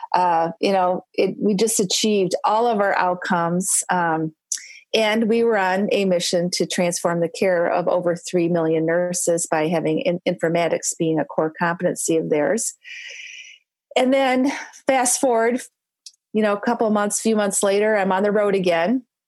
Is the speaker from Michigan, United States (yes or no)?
yes; Michigan, United States; I'm from Michigan.